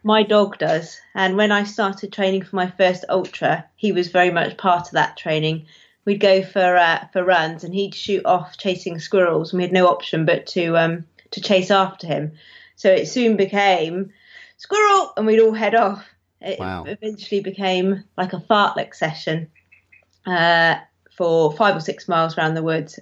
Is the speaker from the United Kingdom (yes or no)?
yes; Devon, South West England, United Kingdom; moved away as an adult; also born or lived in Somerset; I grew up in Devon, Somerset and Devon, really, but mainly Devon.